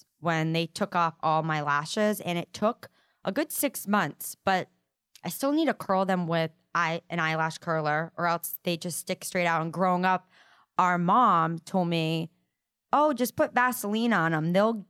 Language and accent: English; Providence, Rhode Island, United States; moved away; We're originally from Providence, Rhode Island.